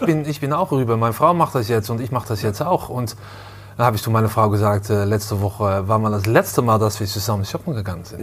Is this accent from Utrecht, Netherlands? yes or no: no; Amsterdam, North Holland, Netherlands; German is a second language; moved away; ich komme ursprünglich aus, äh, aus Amsterdam